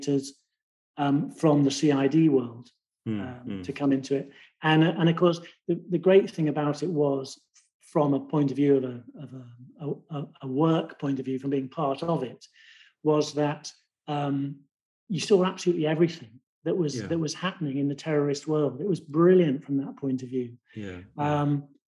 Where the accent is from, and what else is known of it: England, United Kingdom; accent: plummy